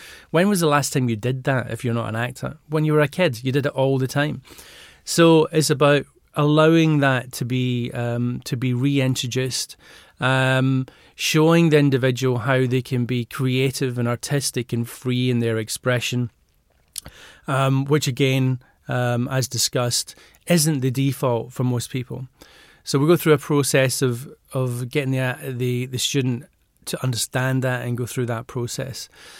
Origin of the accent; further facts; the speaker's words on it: Glasgow, Scotland, United Kingdom; I was brought up in Glasgow and mum and dad were hairdressers